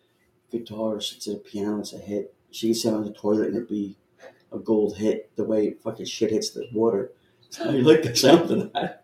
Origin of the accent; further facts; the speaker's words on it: Northeast, United States; this Northeast area, we're very bad about that stuff.